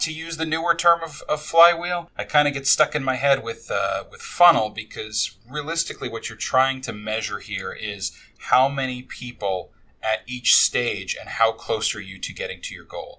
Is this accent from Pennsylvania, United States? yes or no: no; New York, United States; now in Tampa, United States; I grew up in New York